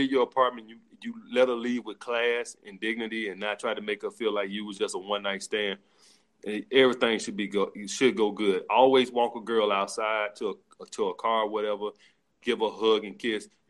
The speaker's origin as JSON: {"language": "English", "region": "the South", "country": "United States", "moved": "yes", "lives_now": "New York, United States", "said": "I'm from the South"}